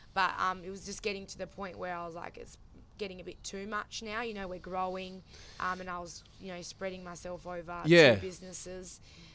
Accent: Karratha, Western Australia, Australia; because obviously we're from Karratha, Port Hedland

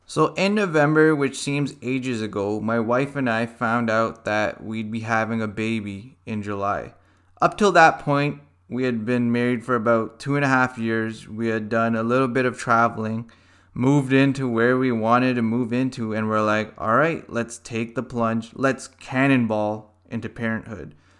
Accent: Hamilton, Ontario, Canada; I was born and raised in Hamilton, Ontario

